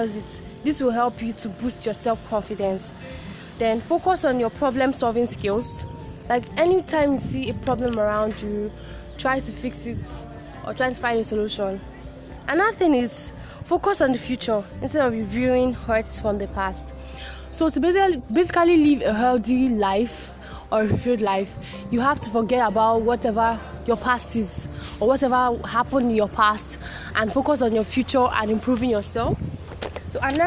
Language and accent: English; Nigeria; as a Nigerian